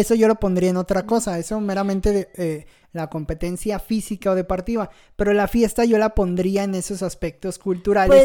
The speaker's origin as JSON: {"language": "Spanish", "country": "Mexico"}